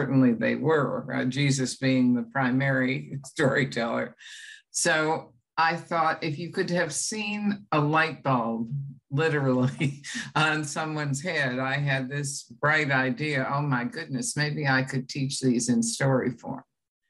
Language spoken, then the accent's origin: English; United States